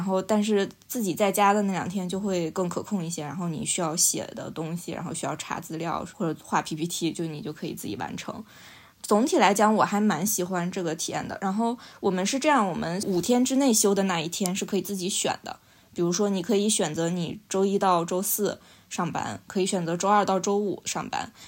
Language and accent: Chinese; China; now in London, United Kingdom; 我们中国人